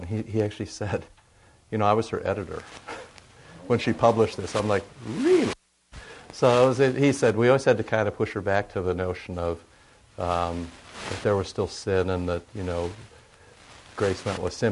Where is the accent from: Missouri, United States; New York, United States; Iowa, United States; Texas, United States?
Iowa, United States; moved away as an adult; also born or lived in St. Louis; how impoverished I am growing up in Iowa